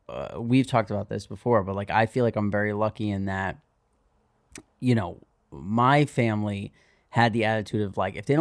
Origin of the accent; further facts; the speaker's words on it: New York City, New York, United States; It's another thing about growing up in New York City.